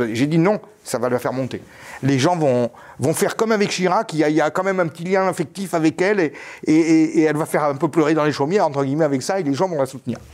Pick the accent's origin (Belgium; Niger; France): France; en tant que Français